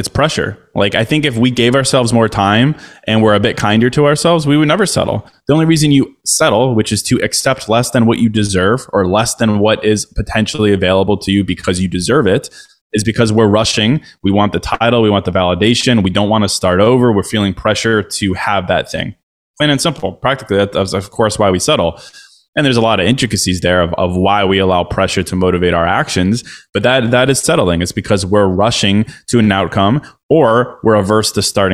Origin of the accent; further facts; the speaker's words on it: Chicago, Illinois, United States; moved away as an adult; now in Miami, United States; I'm from Chicago. I spent the last 12 years in Chicago